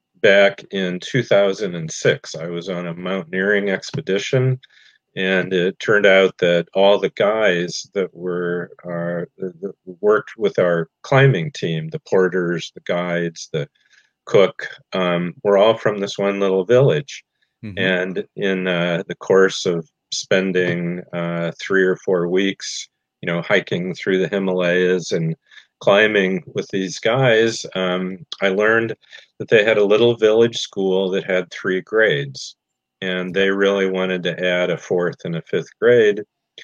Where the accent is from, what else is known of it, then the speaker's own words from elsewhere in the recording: Indiana, United States; When I was 18, I walked to the edge of my hometown, stuck out my thumb, and hitchhiked across the country. And a year and a half later, when I was 19, a friend and I took a motorcycle trip from northern Indiana all the way across the U.S.